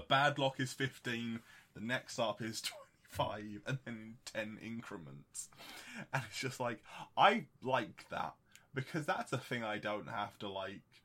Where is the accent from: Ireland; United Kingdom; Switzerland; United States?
United Kingdom